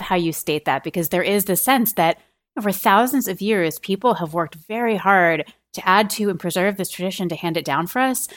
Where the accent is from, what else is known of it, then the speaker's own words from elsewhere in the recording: a suburb of Boston, Massachusetts, United States; I grew up in a, in a suburb of Boston